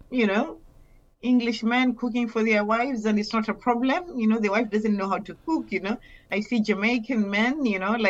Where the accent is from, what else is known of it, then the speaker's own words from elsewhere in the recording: Mombasa, Mombasa County, Kenya; I come from Kenya, but I come from Mombasa